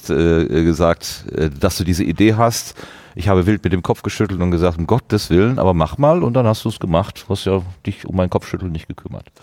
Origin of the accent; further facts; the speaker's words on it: Hattingen, North Rhine-Westphalia, Germany; ich bin ein Kind der Stahlstadt Hattingen. Ich bin eher in Gegenwart eines Stahlarbeiter, äh, äh, in einem Stahlarbeitermilieu groß geworden